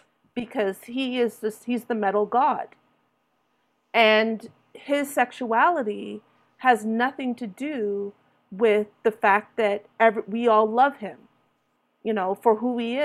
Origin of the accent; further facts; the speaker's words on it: Toronto, Ontario, Canada; when I was growing up in Toronto, you know, in my 20s